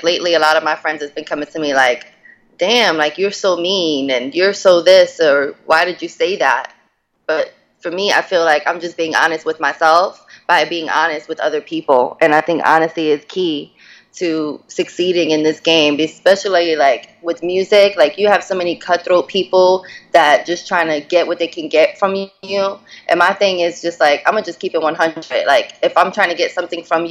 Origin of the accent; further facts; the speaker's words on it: New York, United States; now in DMV (Washington, D.C. area), United States; I'm from New York originally, but I stay out in DMV